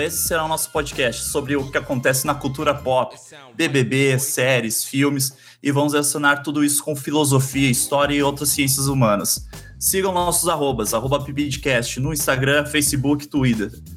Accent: Bahia, Brazil; moved away as an adult; also born or lived in Salvador / Novo Hamburgo / Porto Alegre; now in São Leopoldo, Brazil; Sou baiana, mas moro no Sul há quase 19 anos

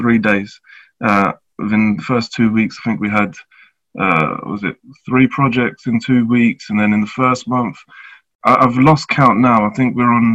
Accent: London, United Kingdom; I'm of mixed heritage, Jamaican and English. I grew up in Tottenham

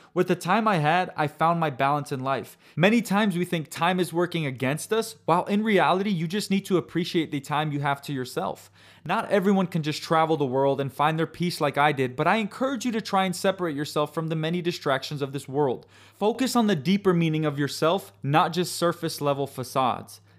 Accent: United States; I was born in the United States of America and grew up living in a world that offered convenience constantly

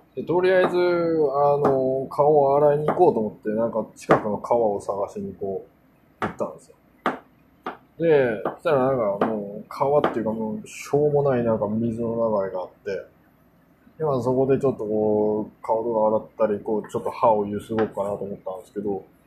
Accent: South Korea; Japanese is a second language; also born or lived in Japan; now in New York, United States; 韓国で生まれたんですけど

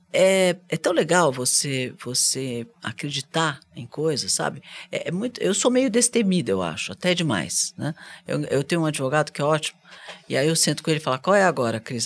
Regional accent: Brazil; eu sou brasileira

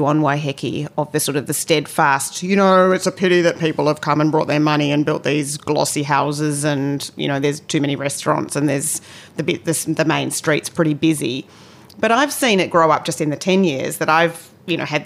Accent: Australia; accent: Australian; with my Australian accent

